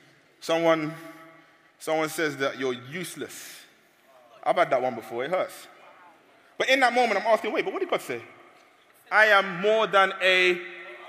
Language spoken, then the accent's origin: English; London, United Kingdom; I'm from London